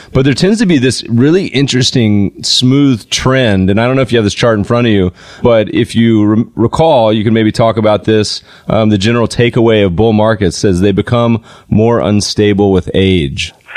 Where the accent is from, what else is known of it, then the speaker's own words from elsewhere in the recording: North Carolina, United States; now in Los Angeles, United States; I grew up partially in North Carolina